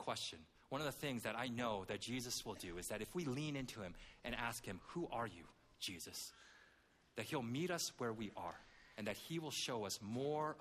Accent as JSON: {"language": "English", "country": "Canada", "tie": "born or raised there", "said": "I grew up in Canada"}